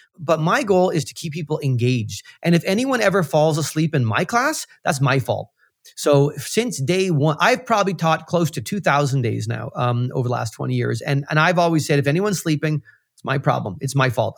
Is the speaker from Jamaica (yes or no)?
no; central Canada, Canada; moved away as an adult; now in Toronto, Canada; I grew up in Central Canada and came to Toronto, uh, after university